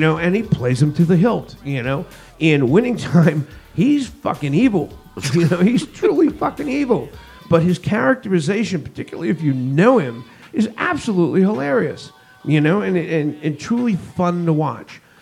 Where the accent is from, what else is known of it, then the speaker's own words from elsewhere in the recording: Northeast, United States; moved away as an adult; also born or lived in Los Angeles, California; been born and bred in the Northeast